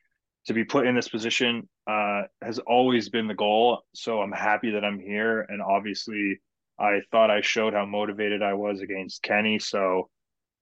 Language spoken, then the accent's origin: English; Hamilton, Ontario, Canada; my hometown of Hamilton